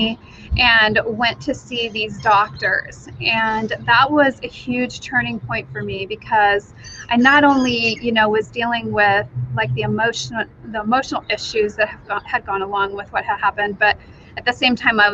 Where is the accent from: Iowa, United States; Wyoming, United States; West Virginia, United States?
Wyoming, United States; now in Idaho, United States; I currently live in Idaho. Originally, I grew up in Wyoming, so not too far away from Idaho